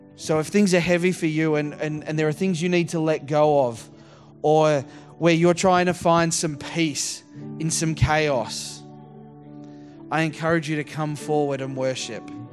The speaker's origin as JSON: {"language": "English", "town": "Geelong", "region": "Victoria", "country": "Australia", "tie": "born or raised there", "also_born_or_lived": "Surf Coast, Victoria", "said": "I grew up down in Geelong and, uh, and then rural down the surf coast."}